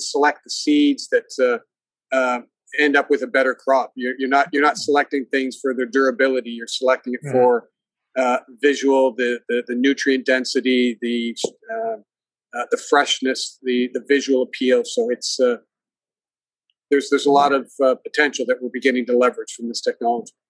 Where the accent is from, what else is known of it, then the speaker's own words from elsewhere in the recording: Hamilton, Ontario, Canada; moved away as an adult; also born or lived in Japan / Argentina / Singapore / United States; I grew up in the Hamilton area, Hamilton, Ontario